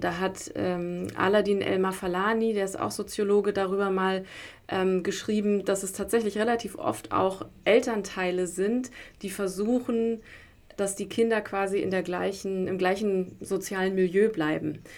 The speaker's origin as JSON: {"language": "German", "region": "Berlin", "country": "Germany", "tie": "born or raised there", "said": "ich bin in Berlin groß geworden"}